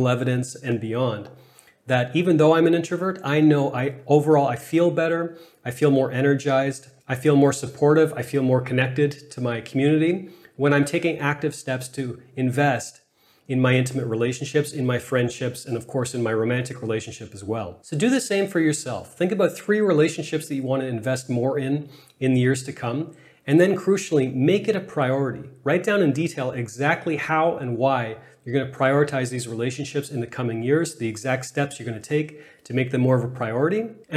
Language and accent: English; Canada; I'm Canadian